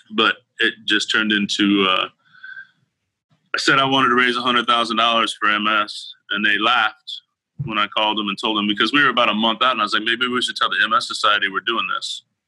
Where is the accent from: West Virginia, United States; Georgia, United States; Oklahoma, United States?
Oklahoma, United States; moved away as an adult; now in Houston, United States; I grew up in Oklahoma and moved to Houston to, to work, go to school.